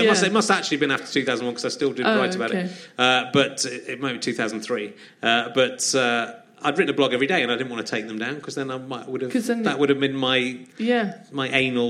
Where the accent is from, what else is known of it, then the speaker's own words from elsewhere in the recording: West Country, South West England, United Kingdom; Because I'm from the West Country.